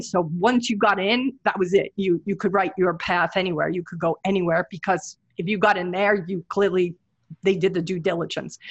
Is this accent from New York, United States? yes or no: yes; New York City, New York, United States; moved away as an adult; now in Hawaii, United States; I'm a New Yorker. I'm born in Brooklyn